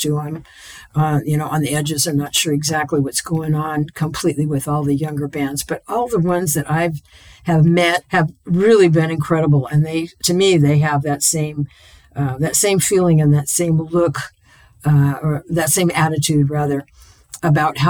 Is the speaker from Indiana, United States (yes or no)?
no; Portland, Oregon, United States; I was born in Portland. I grew up here. To me, this is my hometown